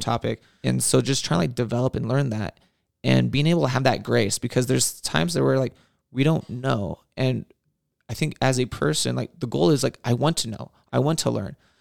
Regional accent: Whittier, California, United States; born and raised in Whittier

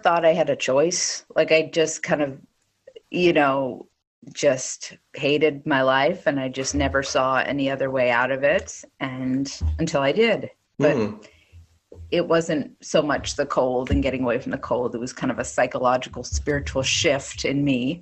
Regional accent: Weston, Massachusetts, United States; moved away; I came from New England. So I came from Weston, Mass, not Western Mass, but Weston, Mass, which is 15 minutes west of Boston

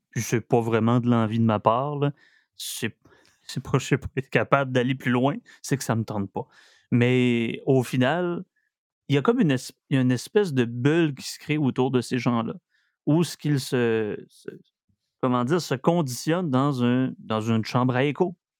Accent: Saguenay, Quebec, Canada; also born or lived in Estrie; je viens du Saguenay.

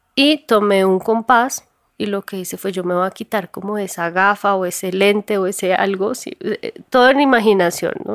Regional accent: Bogotá, Colombia; Un barrio normal en Bogotá, clase media, o sea, vivíamos tranquilos

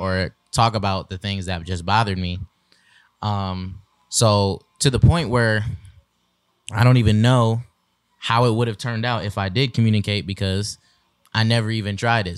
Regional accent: Michigan, United States; moved away; we are relocating and transitioning to Michigan, back to our home state

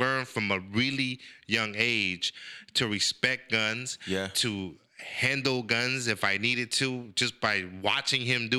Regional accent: San Francisco, California, United States; also born or lived in El Salvador; when I was growing up in San Francisco

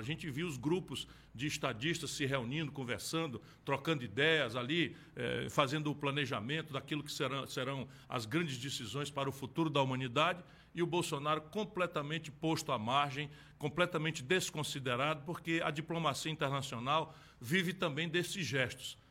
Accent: Brazil; como brasileiros

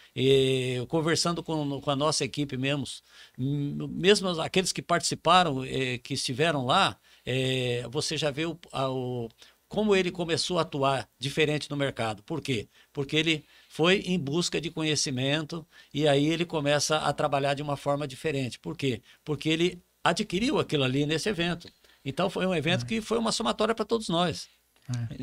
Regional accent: Campo Grande, Mato Grosso do Sul, Brazil; moved away as an adult; now in Rondônia, Brazil; eu sou de Campo Grande

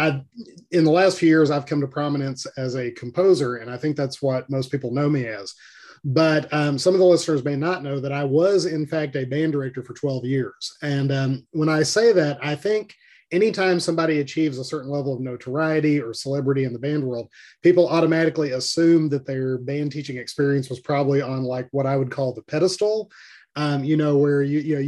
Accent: Little Rock, Arkansas, United States; now in Jonesboro, United States; Lived in Arkansas all my life, grew up in Little Rock

